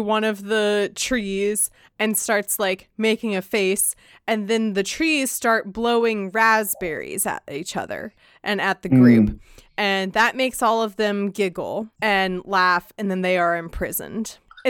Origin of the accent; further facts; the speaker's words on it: Virginia, United States; Everyone knows I'm from Virginia.